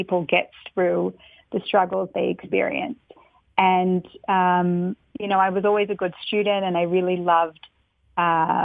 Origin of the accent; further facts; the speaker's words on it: Melbourne, Victoria, Australia; now in New York, United States; I grew up in Melbourne, Australia, very far from here, from New York.